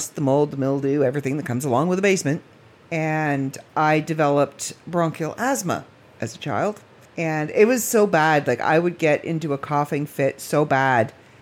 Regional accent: Midland, Ontario, Canada; also born or lived in Barrie, Ontario / Port McNicoll, Ontario; we moved from Barrie to Midland

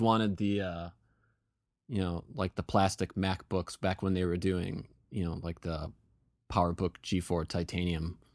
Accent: Western New York, United States; I grew up in Western New York

